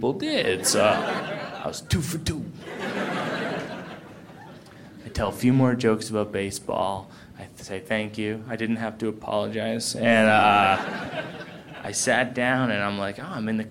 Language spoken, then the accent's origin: English; Boston, Massachusetts, United States; I grew up in Boston